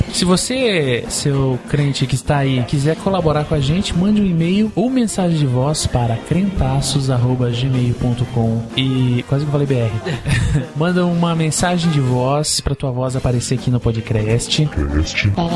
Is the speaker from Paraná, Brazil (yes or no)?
yes; Curitiba, Paraná, Brazil; a gente não fala engraçado, não. A gente fala igual curitibano